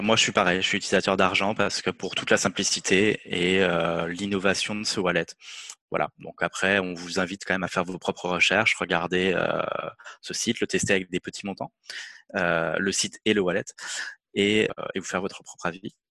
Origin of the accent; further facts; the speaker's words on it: France; en tant que Français